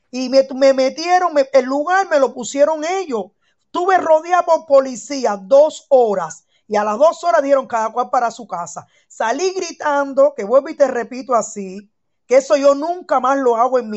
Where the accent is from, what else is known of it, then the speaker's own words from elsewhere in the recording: Cuba; moved away as an adult; now in Germany; yo nací en Cuba, soy cubana, todo el mundo lo sabe, soy muy revolucionaria, ese es mi criterio, vivo en Alemania, no salí de Cuba por problemas de alimento ni nada